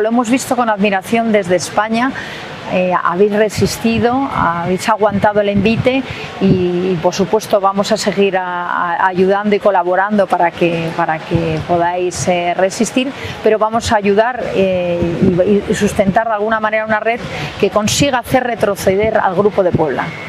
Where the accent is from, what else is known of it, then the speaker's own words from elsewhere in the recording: Cuba; now in Spain; Los cubanos, yo soy cubana también, hemos sufrido estos 63 años.